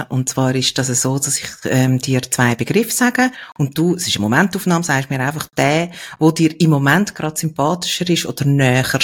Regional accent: Graubünden, Switzerland; Und der Puls vom Bündner ist, und ich bin halt auch ein Bündnerin.

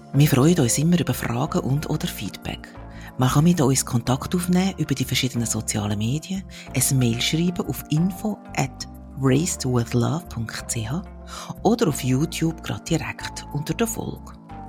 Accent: Sihltal, Zurich, Switzerland; ich bin aufgewachsen im Sieltal im Kanton Zürich

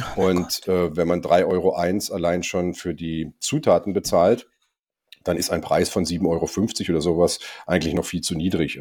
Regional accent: Germany; ich bin Deutscher

